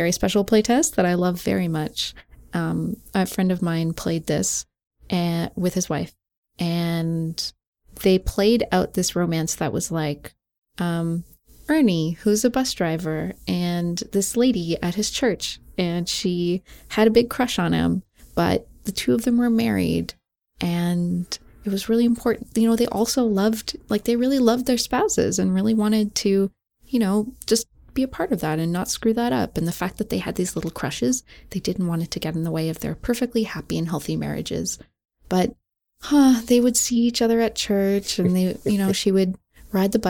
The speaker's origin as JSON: {"language": "English", "country": "Canada", "said": "I'm Canadian"}